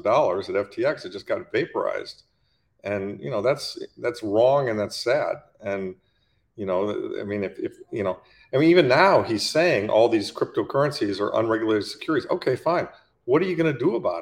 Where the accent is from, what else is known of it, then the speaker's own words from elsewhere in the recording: Detroit, Michigan, United States; I grew up in Detroit, the Detroit area.